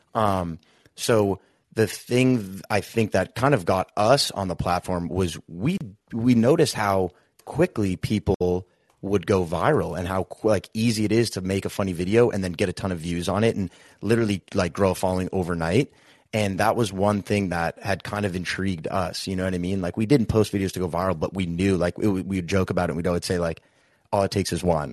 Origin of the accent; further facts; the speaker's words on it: Boston, Massachusetts, United States; we both, we grew up in Boston, Massachusetts